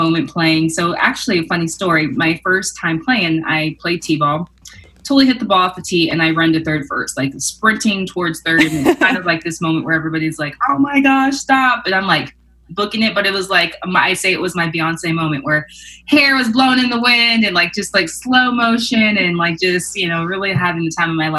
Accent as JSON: {"language": "English", "town": "Irvine", "region": "California", "country": "United States", "tie": "born or raised there", "said": "I grew up in Irvine in SoCal, California"}